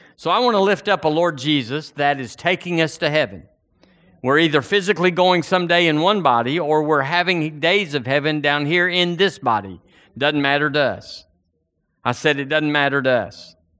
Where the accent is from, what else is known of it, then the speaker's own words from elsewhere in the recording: United States; now in Alabama, United States; I'm an American